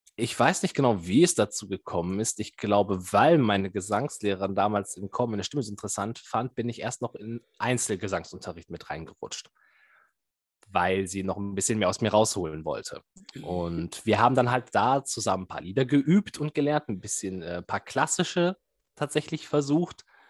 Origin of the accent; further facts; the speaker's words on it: Bielefeld, North Rhine-Westphalia, Germany; gebürtiger Bielefelder und immer noch hier verblieben